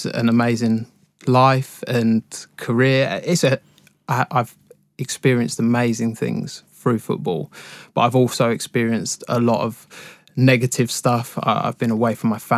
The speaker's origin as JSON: {"language": "English", "town": "High Wycombe", "region": "South East England", "country": "United Kingdom", "tie": "born or raised there", "said": "I was born and raised in Wickham, so I used to go down to Wickham Wanderers quite a lot"}